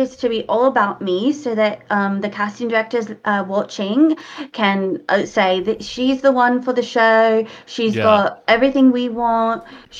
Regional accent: New England, United States; The good thing is I'm from New England, so I won't even be reading the tabloids over there.

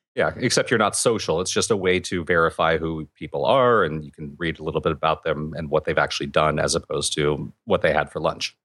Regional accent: California, United States

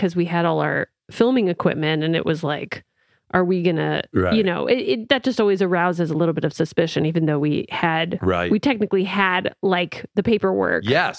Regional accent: Panama; born there; also born or lived in Latin America; I speak some Spanish because I was born in Panama, and I actually learned Spanish at the same time as I learned English because my family we moved all over Latin America.

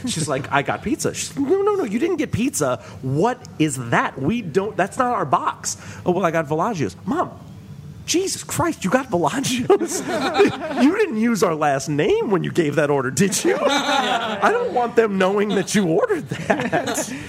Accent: New York City, New York, United States; I'm born and raised in New York City

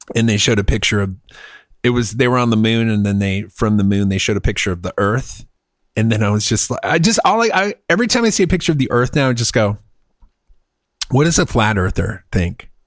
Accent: United States; also born or lived in Texas; I'm an American

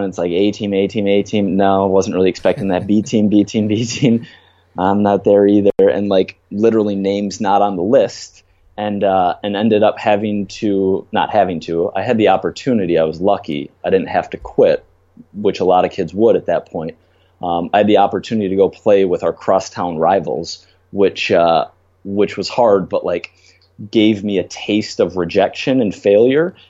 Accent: Minnesota, United States; now in New York City, United States; I grew up in Minnesota

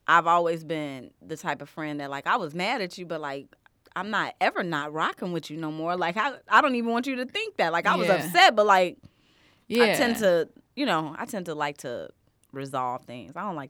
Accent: Harvey, Illinois, United States; born there; also born or lived in Chicago Heights; So, I was born in Harvey, Illinois. But just born. I was born in Harvey, Illinois.

